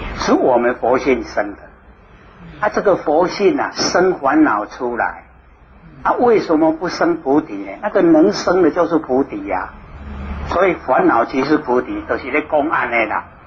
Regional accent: Taiwan; 我们台湾人

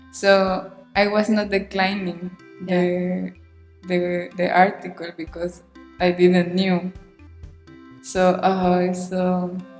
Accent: Mexico; English is a second language; moved away; in Mexico, even when you think we need English, we are not using it never

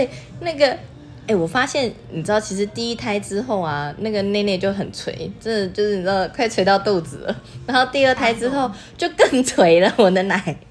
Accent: Taipei, Taiwan; moved away as an adult; now in Taichung, Taiwan; 我就是直接从台北嫁到台中，然后台中完全没有任何一个朋友哦，所以我那时候是完全把台北所有的朋友都丢下，然后父母亲也丢下，然后就嫁来台中。

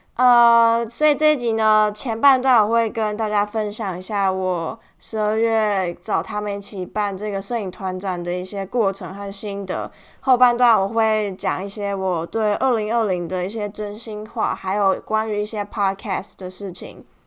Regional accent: Tainan, Taiwan; 我们都是台南人，我们四个都是台南人

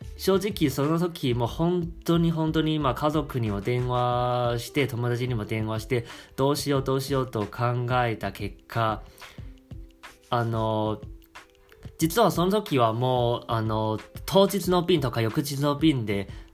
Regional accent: Taiwan; Japanese is a second language; moved away as an adult; also born or lived in Osaka; now in Japan; 日本語をしゃべる台湾男子

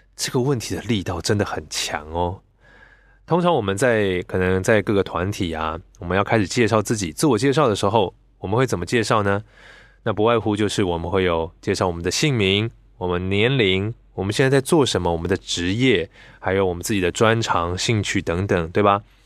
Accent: Taiwan; 我是在台湾出生，来自一个整个家族都是基督教的一个家庭。 那理所当然的嘛，我从小就是被教导很多的圣经知识

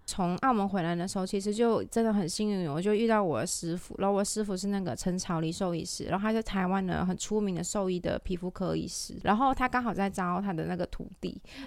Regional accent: Malaysia; moved away as an adult; now in Taiwan; 因为我是马来西亚人

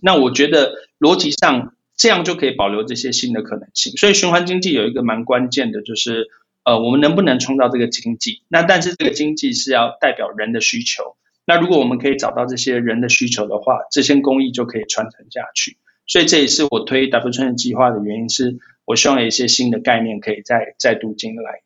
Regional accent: Taiwan; also born or lived in United Kingdom; 我们台湾人

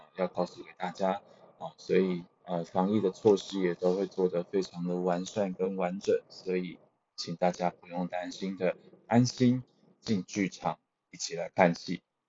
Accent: Changhua, Changhua County, Taiwan; 我是彰化人

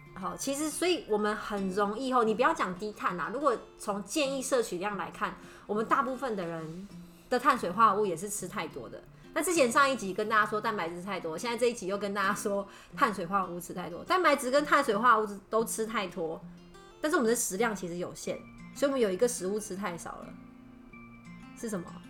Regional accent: Taiwan; 我们台湾人最最大的肥胖问题

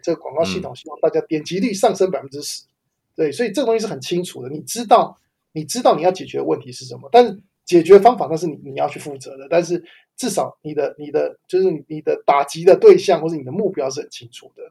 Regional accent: Taiwan; moved away as an adult; now in United States; 因为我也是在台湾长大，然后到美国之后才开始，呃，大量使用英文在我的工作上

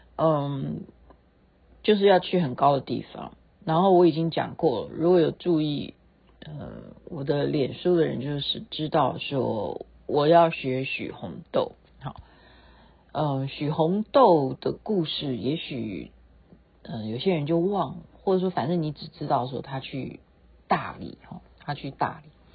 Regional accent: Taiwan; 我们台湾人

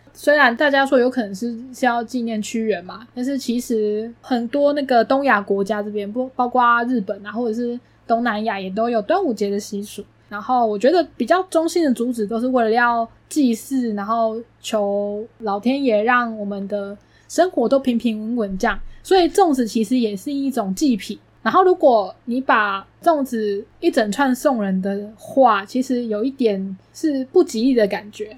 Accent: Taichung, Taiwan; moved away; 身为一个台中人呢，就会很需要东泉辣椒酱嘛

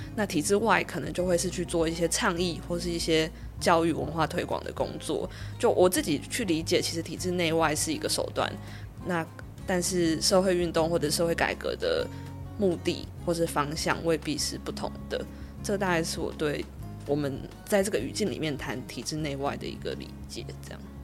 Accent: Kaohsiung, Taiwan; moved away as an adult; also born or lived in Taipei; 我自己其实是在高中的时候，我是高雄人，所以我是大学之后才到台北

